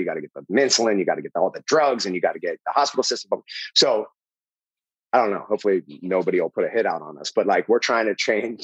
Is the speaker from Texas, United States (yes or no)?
no; Pittsburgh, Pennsylvania, United States; moved away as an adult; also born or lived in New York City; I'm from Pittsburgh